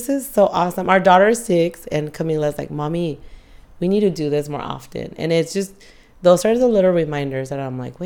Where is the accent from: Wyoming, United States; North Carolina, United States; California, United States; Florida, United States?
California, United States; San Diego; I grew up in San Diego